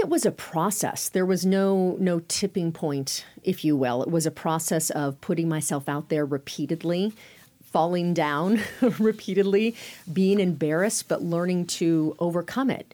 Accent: Sacramento, California, United States; moved away as an adult; also born or lived in Durham, North Carolina / Phoenix, Arizona; home was Sacramento. I grew up in Northern California.

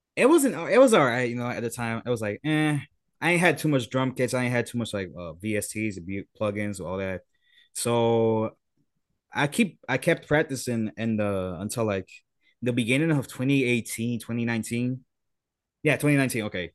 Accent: Puerto Rico; I'm from Puerto Rico

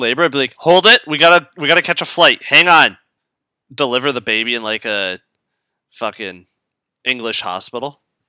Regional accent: Canada; accent: Canadian

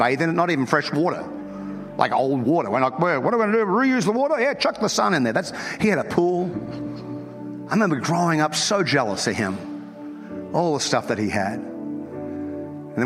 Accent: North Queensland, Australia; I'm from North Queensland

